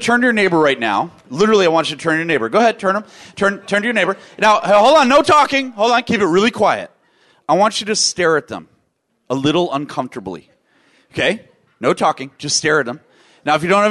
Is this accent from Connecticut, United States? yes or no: no; Washington, District of Columbia, United States; I grew up in Washington, D.C. area in public schools